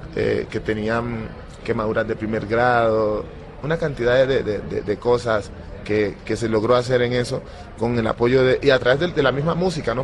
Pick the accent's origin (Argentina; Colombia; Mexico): Colombia; Timbiquí, Cauca; born or raised there; moved away